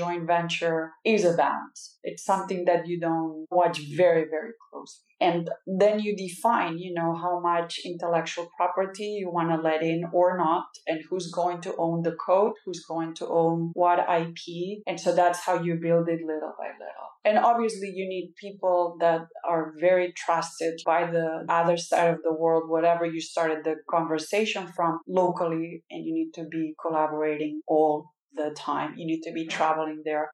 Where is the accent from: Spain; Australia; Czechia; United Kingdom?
Spain; Catalonia; now in United States; I'm Catalan, but I'm also an American.